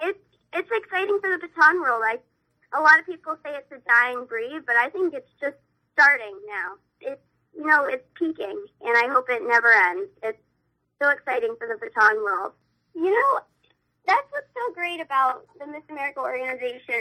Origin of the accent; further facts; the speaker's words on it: New Hampshire, United States; my state will always be my home state